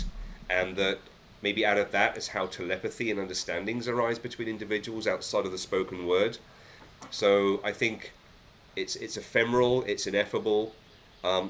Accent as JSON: {"language": "English", "region": "England", "country": "United Kingdom", "said": "I think as a Brit, as an Englishman"}